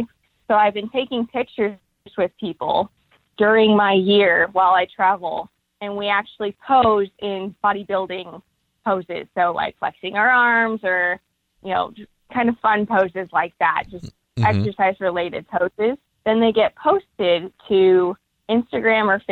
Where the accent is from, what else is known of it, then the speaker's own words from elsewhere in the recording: Oregon City, Oregon, United States; I was born and raised in Oregon